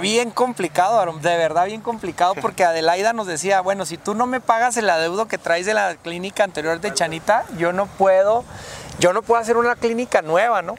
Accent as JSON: {"language": "Spanish", "region": "Chihuahua", "country": "Mexico", "tie": "born or raised there"}